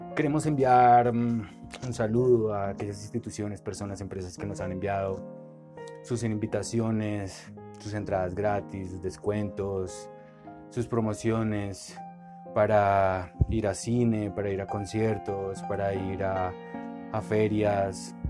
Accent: Colombia; somos americanos, colombianos

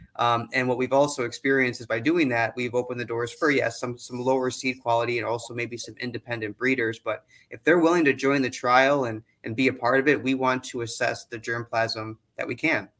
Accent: Wisconsin, United States; also born or lived in Illinois; I'm actually from Wisconsin and a Badger, uh, so I get to go back to my alma mater.

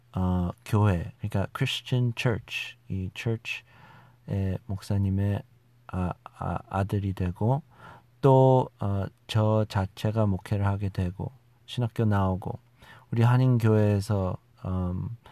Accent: United States; Korean is a second language; also born or lived in South Korea; 제가 우리 미국에서 자라난 아, 2세쯤 되는 사람이라는 것이죠

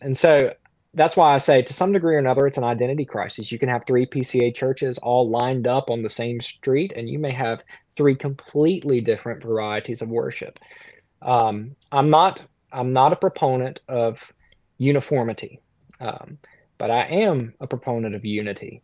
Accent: South Central Mississippi, United States; now in Conway, South Carolina; I'm from the Deep South. I'm from, um, South Central Mississippi.

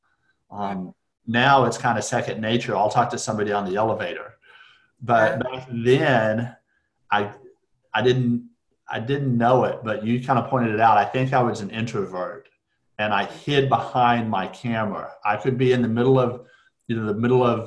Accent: Amarillo, Texas, United States; moved away as an adult; also born or lived in Lubbock, Texas; now in Dallas, United States; I grew up in Amarillo, went to high school in Lubbock, which is up in West Texas

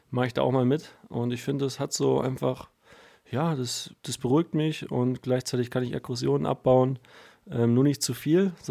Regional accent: Berlin, Germany; now in Baden-Württemberg, Germany; Ne, ich komme ursprünglich aus Berlin.

